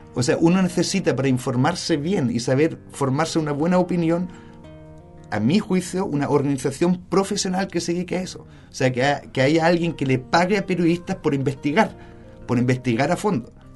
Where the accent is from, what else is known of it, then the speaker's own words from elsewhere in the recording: Germany; also born or lived in Spain; now in Chile; yo crecí en Alemania y después en España